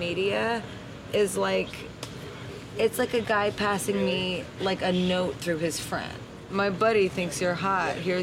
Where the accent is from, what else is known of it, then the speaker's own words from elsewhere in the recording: New York, United States; I'm Italian and from New York